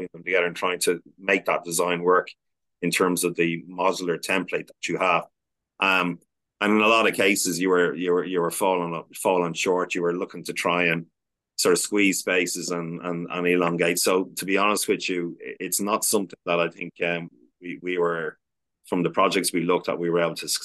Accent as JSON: {"language": "English", "country": "Ireland", "said": "we as the Irish, we traveled the world and immigrated across the world when we were having a tough time"}